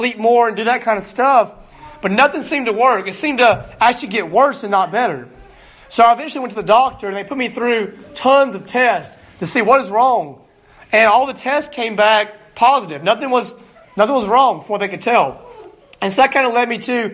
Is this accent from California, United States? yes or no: no; Alabama, United States; moved away as an adult; now in Greenville, Illinois, United States; I'm from Alabama